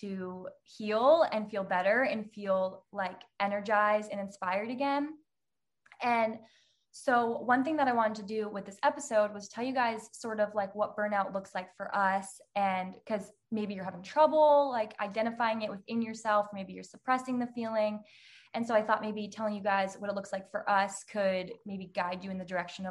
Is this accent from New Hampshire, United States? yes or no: yes; New Hampshire, United States; moved away as an adult; now in Florida, United States; I'm from New Hampshire. I just moved to Florida now, but I lived in New Hampshire my whole life.